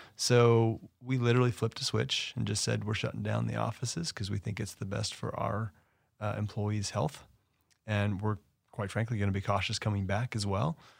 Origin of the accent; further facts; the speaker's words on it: Los Angeles, California, United States; It's my hometown. I love L